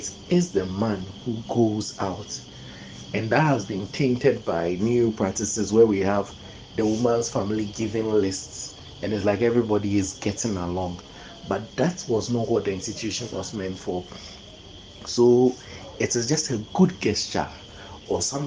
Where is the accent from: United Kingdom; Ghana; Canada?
Ghana; I'm a Ghanaian and African in that light, and a Krobo.